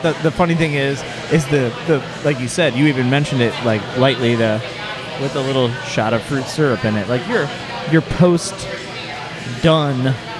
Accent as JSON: {"language": "English", "region": "South Carolina", "country": "United States", "said": "Well, the thing is, I came home and I'm from South Carolina."}